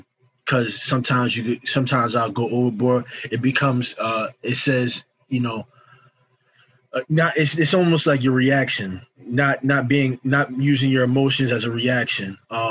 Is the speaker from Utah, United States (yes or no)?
no; Rahway, New Jersey, United States; I'm from Rahway, New Jersey. I lived in many places, but if you ever ask me, I claim Rahway, New Jersey.